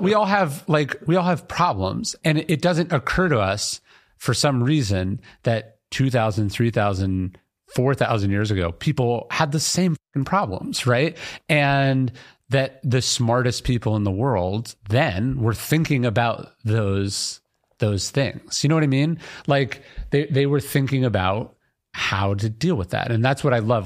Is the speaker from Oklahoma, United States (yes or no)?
no; Sacramento, California, United States; I grew up in Sacramento, a government town